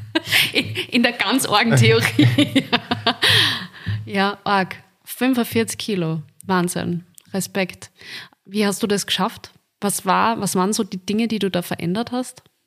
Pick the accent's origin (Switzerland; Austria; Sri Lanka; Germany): Austria; Linz, Upper Austria; So wie ich, aus dem wunderschönen Linz